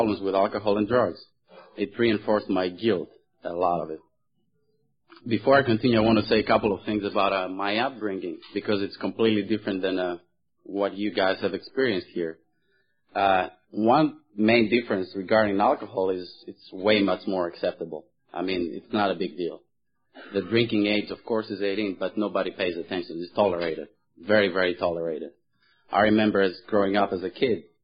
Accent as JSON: {"language": "English", "town": "Thessaloniki", "region": "Central Macedonia", "country": "Greece", "tie": "born or raised there", "moved": "yes", "said": "I was born in Greece, and the name of the city I was born in is called Thessaloniki"}